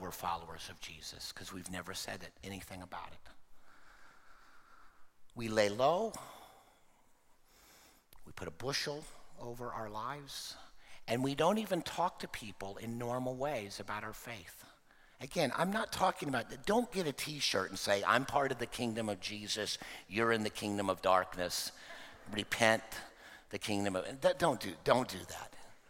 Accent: Oklahoma, United States; born there; also born or lived in Texas; Now, you know I've spent a lot of time in Texas, but I was born in Oklahoma, and my birth trumps where I lived.

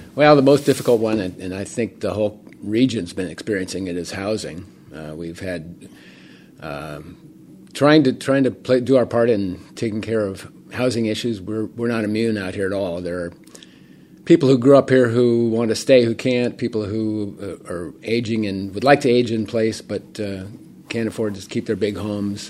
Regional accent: Portola Valley, California, United States; I actually grew up in town

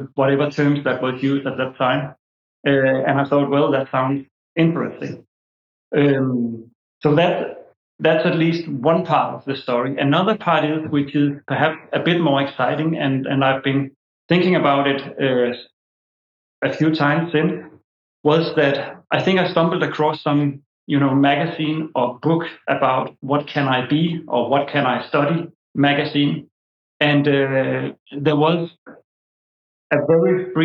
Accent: Denmark; I'm born and raised in Denmark

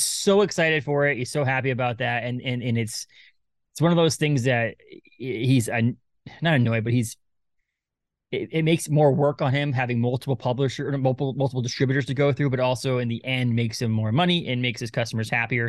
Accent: Maine, United States; We're from Maine

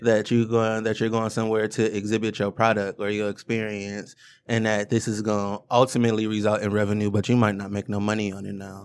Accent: Detroit, Michigan, United States; I grew up in Woodbridge.

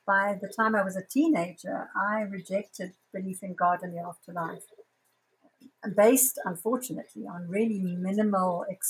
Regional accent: Zambia; now in Johannesburg, South Africa; I live in South Africa, in Johannesburg, although I was born in Zambia, but I've lived here most of my adult life.

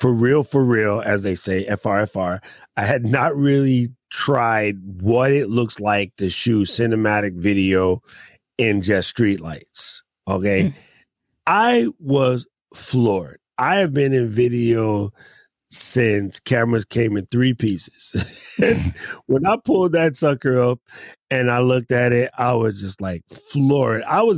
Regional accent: New York, United States; I'm from New York.

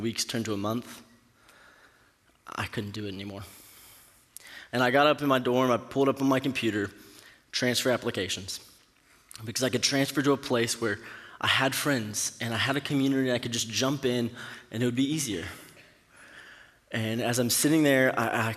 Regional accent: Katy, Texas, United States; moved away as an adult; also born or lived in Stillwater, Oklahoma; I'm from the Houston area, graduated from Cinco Ranch High School in Katy

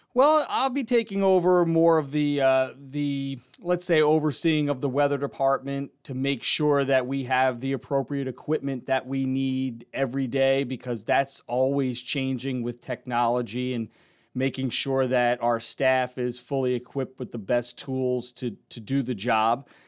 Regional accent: New Rochelle, New York, United States; I grew up down in New Rochelle in Westchester County

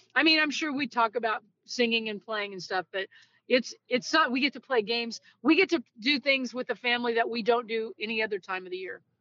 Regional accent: Greentop, Missouri, United States; born or raised there; also born or lived in Kirksville, Missouri / Lake of the Ozarks, Missouri

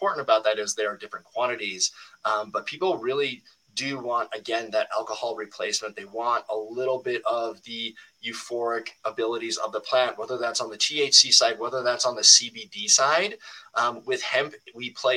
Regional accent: Minnesota, United States; the Chill State Collective, which is in my home state of Minnesota

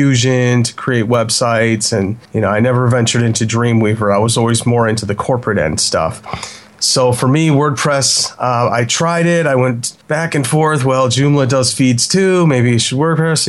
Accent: Chicago, Illinois, United States; I am from Chicago.

